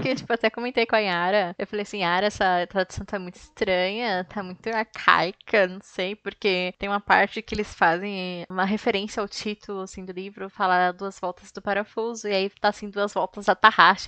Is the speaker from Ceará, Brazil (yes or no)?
no; São Paulo, Brazil; eu sou da ZL